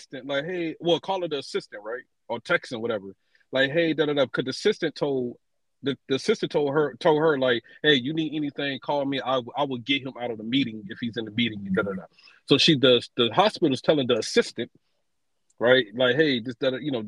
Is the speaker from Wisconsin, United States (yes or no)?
no; Georgia, United States; moved away; also born or lived in Fayetteville, North Carolina; I'm from Georgia